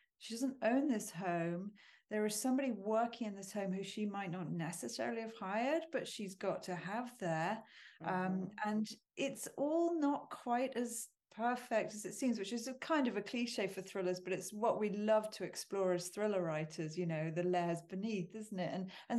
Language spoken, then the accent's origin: English; United Kingdom; There's something mm-hmm. that feels to me as a British person, very American in the core of his stories.